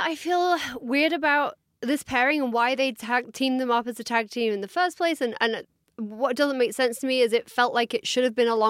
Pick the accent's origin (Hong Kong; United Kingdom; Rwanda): United Kingdom; England; I am English.